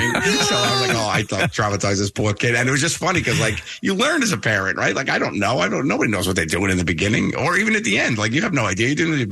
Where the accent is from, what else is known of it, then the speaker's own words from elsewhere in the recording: New York City, New York, United States; my crazy Italian mother growing up in Staten Island with her